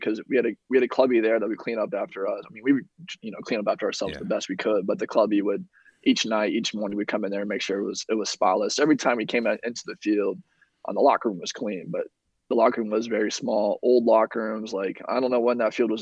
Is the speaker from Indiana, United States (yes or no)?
yes; Indiana, United States; I'm from Indiana